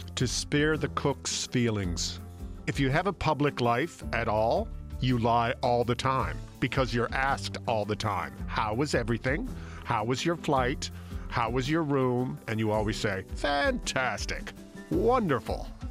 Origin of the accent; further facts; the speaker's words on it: St. John's, Newfoundland and Labrador, Canada; now in Toronto, Canada; I grew up just outside of Saint John's, Newfoundland